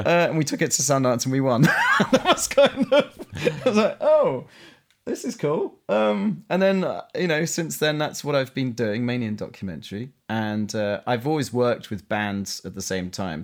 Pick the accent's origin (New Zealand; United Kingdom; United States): United Kingdom; London; accent: Cockney; I grew up in, in East London, um, so technically I'm a Cockney.